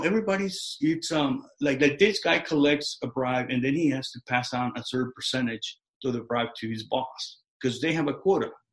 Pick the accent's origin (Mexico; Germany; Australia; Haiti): Mexico; now in United States; I was born in Mexico